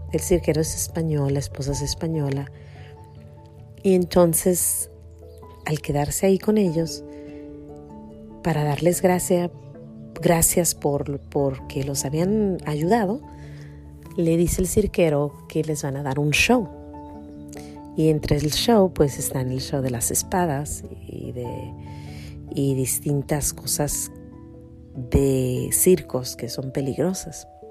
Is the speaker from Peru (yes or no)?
no; Jalisco, Mexico; born or raised there; moved away